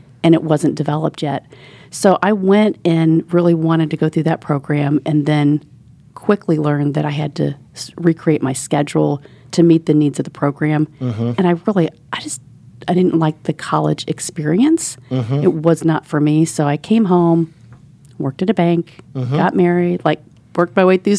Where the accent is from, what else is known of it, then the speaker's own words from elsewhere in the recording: Indianapolis, Indiana, United States; also born or lived in Orlando, Florida; our family had a property here on Shelby Street. So you know where University of Indianapolis is